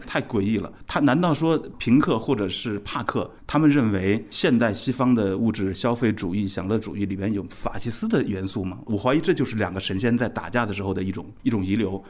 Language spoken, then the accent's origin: Chinese; China; 我们中国人